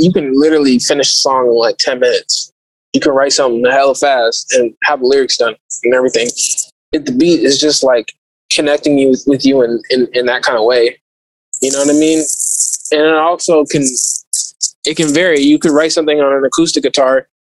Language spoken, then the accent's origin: English; Oakland, California, United States; I'm from Oakland